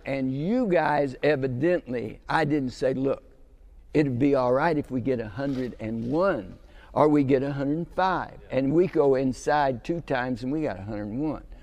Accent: United States; I grew up in Texas, Oklahoma

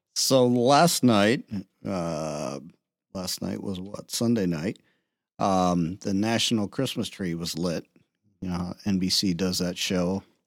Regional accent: Cleveland, Ohio, United States; also born or lived in Pittsburgh; now in Toledo, United States; I'm from Pittsburgh. I grew up in the Cleveland area, Lake Ohio

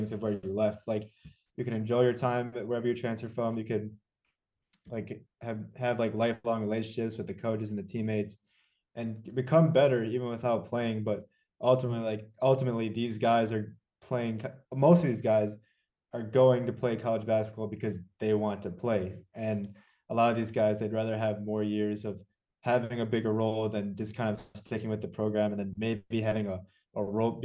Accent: Chicago, Illinois, United States; accent: Chicago; my Chicago accent

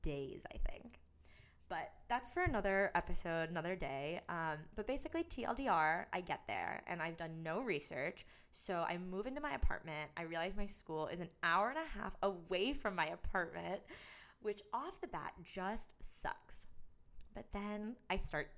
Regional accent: Troy, Michigan, United States; I was born and raised in Troy, Michigan

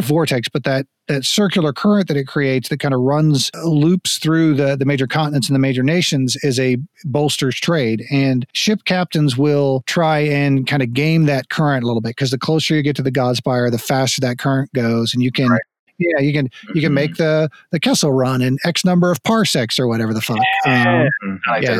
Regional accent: United States; also born or lived in Texas / Florida; growing up in Texas and Florida

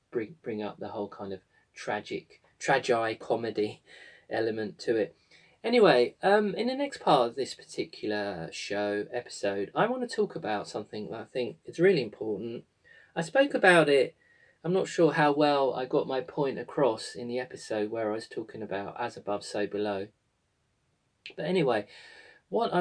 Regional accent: United Kingdom; here in my home country of the amazing Glastonbury

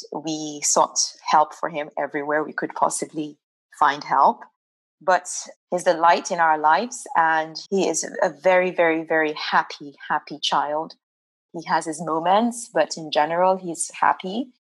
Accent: Nigeria; now in Netherlands; I am originally from Nigeria

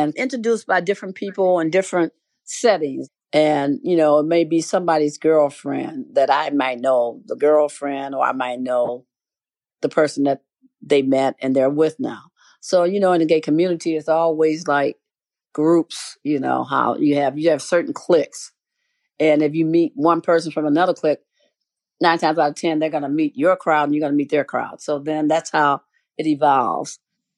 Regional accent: Chicago, Illinois, United States; I've lived here my whole life. I was born on the South Side

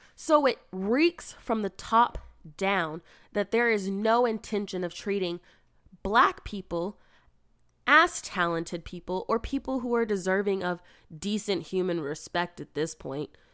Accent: United States; being an American

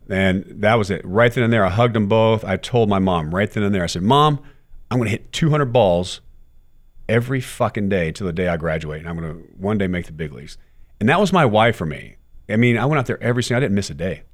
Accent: Texas, United States; as a kid growing up in Texas

